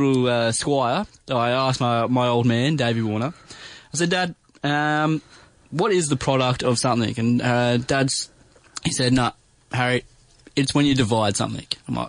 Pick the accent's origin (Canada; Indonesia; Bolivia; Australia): Australia; Albury, New South Wales; now in Melbourne, Australia; I'm from Albury.